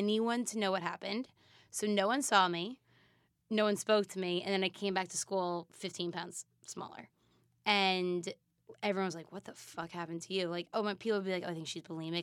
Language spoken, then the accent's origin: English; East Coast, United States; I'm from the East Coast.